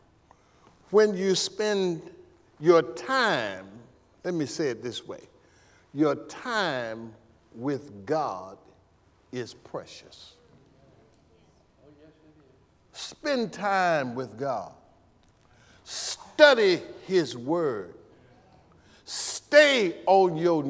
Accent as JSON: {"language": "English", "town": "El Dorado", "region": "Arkansas", "country": "United States", "tie": "born or raised there", "said": "I'm from El Dorado, Arkansas. El Dorado High School, class of 72"}